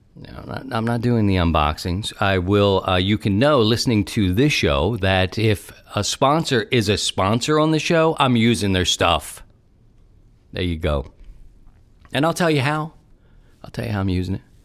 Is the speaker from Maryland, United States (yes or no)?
yes; Baltimore, Maryland, United States; accent: Baltimore; moved away; also born or lived in Philadelphia; I've been thinking about my hometown a lot recently, and, uh, I miss it